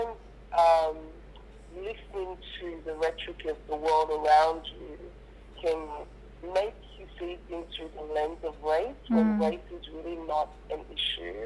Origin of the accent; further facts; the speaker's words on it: Perth, Western Australia, Australia; also born or lived in Nigeria; growing up in Perth